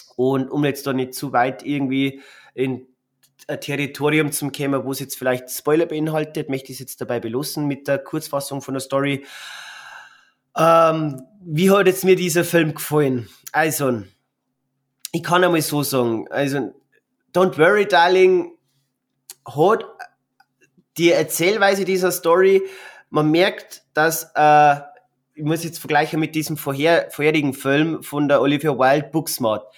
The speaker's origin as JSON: {"language": "German", "region": "Bavaria", "country": "Germany", "said": "bei uns in Bayern"}